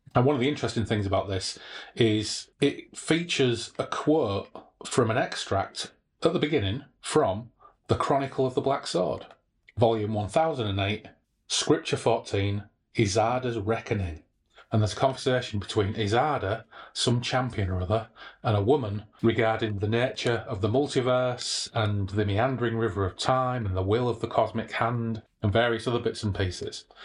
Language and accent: English; Hull, Yorkshire and the Humber, United Kingdom; I grew up in Hull.